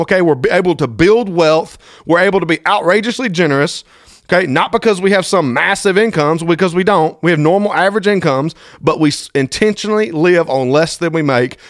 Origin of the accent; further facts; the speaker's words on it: Thomaston, Georgia, United States; my hometown, T-Town, Thomaston, Georgia